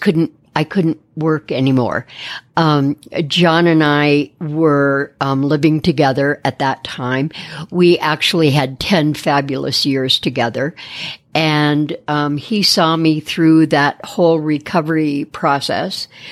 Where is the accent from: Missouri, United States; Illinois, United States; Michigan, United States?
Michigan, United States; Detroit; moved away; also born or lived in Phoenix, Arizona; born and raised in Detroit and moved out west in the late seventies